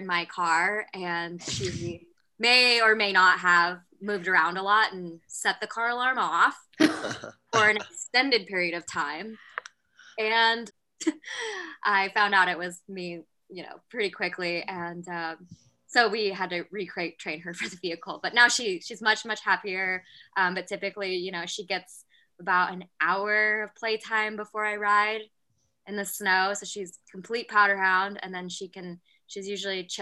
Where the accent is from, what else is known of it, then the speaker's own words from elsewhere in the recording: Whitehall, Montana, United States; moved away as an adult; now in Washington, United States; So I actually grew up in Montana, in a little town called Whitehall, Montana, which is east of Butte